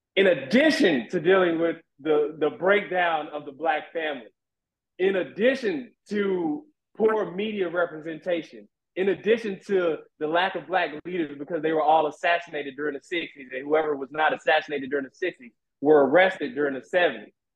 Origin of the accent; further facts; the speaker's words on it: Shreveport, Louisiana, United States; I'm from Shreveport, Louisiana